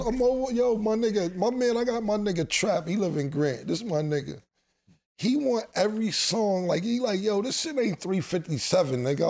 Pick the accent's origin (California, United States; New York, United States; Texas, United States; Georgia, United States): New York, United States; New York City; I grew up in Harlem my whole life